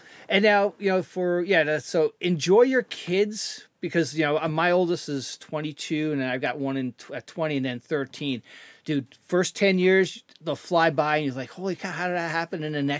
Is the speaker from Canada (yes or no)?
yes; Canada; I'm Canadian, so I got to, you know, it's got to be my favorite sport.